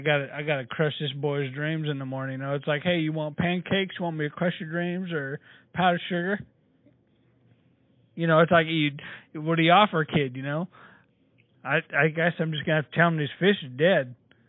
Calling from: Norman, Oklahoma, United States; I'm actually calling from Norman, Oklahoma.

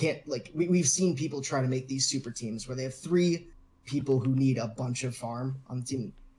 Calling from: Madison, Wisconsin, United States; Madison, Wisconsin.

